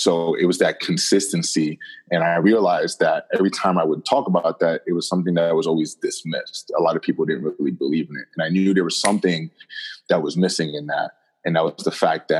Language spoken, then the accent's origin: English; Jersey City, New Jersey, United States; also born or lived in Rhode Island; I'm born and raised in New Jersey, specifically Jersey City, New Jersey